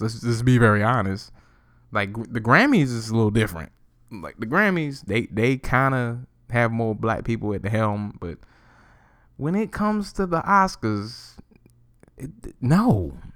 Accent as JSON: {"language": "English", "area": "McLeansville", "region": "North Carolina", "country": "United States", "tie": "born or raised there", "said": "So I'm, I'm from Carolina"}